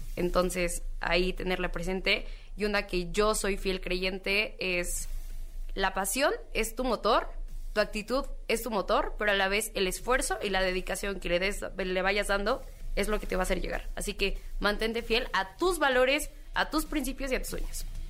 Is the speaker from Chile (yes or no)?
no; Mexico